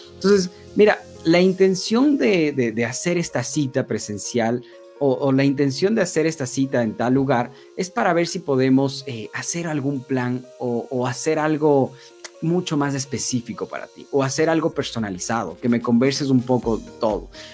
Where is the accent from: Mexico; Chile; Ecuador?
Ecuador; yo soy de Ecuador